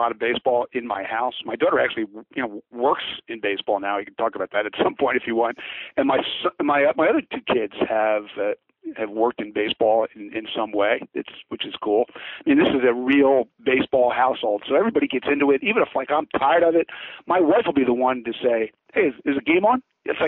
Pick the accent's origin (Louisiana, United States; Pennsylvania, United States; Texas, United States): Pennsylvania, United States; Philadelphia; I grew up in Philadelphia